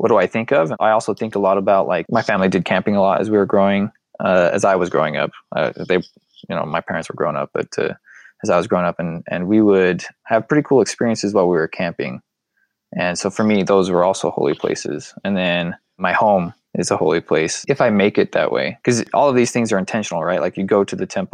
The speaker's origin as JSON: {"language": "English", "town": "Tremonton", "region": "Utah", "country": "United States", "tie": "born or raised there", "also_born_or_lived": "Texas", "said": "I grew up in Utah. And northern Utah, country town, Tremont, Utah."}